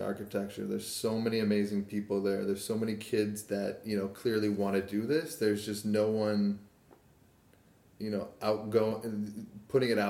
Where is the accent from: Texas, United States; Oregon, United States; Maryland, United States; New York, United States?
Maryland, United States; Kensington; also born or lived in Washington, D.C. / Southern Virginia; I grew up outside in Kensington, Maryland